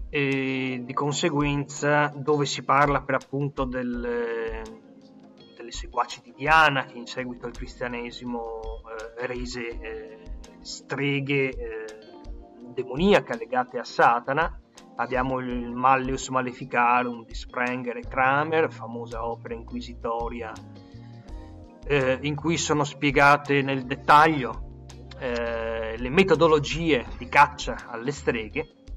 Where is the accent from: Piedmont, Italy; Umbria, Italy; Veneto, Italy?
Veneto, Italy; Venice; io sono veneziano